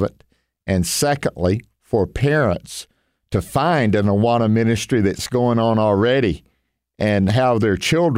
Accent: Tupelo, Mississippi, United States; Vacation Bible School at the church where we grew up here in Tupelo, Mississippi.

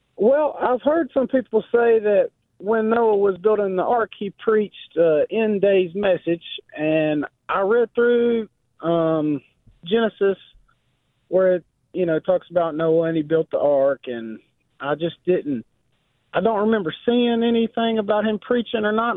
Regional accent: Dallas, North Carolina, United States; I'm actually from a little town called Dallas, Carolina, which is about 20 miles west of Charlotte

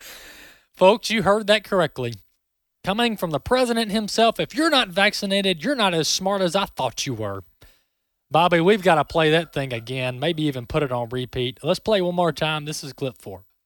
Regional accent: Mississippi, United States; Mississippi, the Magnolia State, my home state

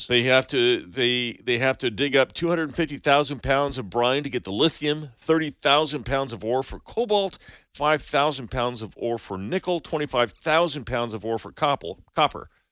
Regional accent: Santa Cruz, California, United States; now in Colorado Springs, United States; where I grew up in Santa Cruz, California

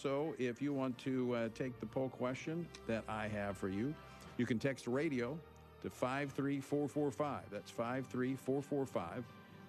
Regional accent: Louisiana, United States; Congressman Steve Scalise of my home state of Louisiana

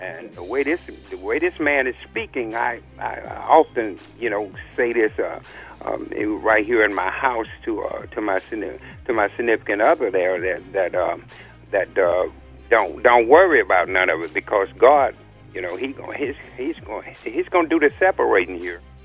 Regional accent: Louisiana, United States; now in North Carolina, United States; I'm from Louisiana myself. I was born in Sweetport.

